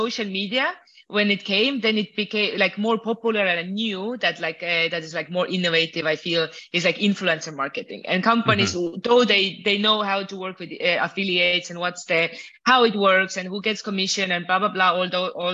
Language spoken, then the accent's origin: English; Estonia; now in Mexico; I'm originally from Estonia. Now I live mostly in Mexico